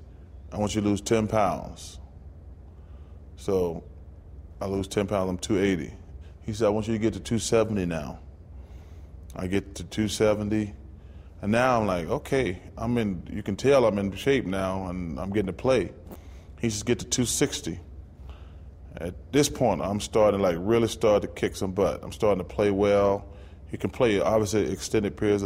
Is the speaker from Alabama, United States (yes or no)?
yes; Alabama, United States; all these are places I grew up in Alabama.